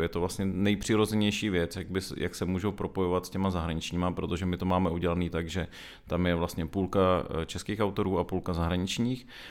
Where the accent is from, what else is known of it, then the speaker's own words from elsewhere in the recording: Hradec Králové, Hradec Králové Region, Czechia; moved away as an adult; now in Prague, Czech Republic; jsem většinu svýho dětského a mládežnického života, asi tak bych řekl, strávil v Hradci Králové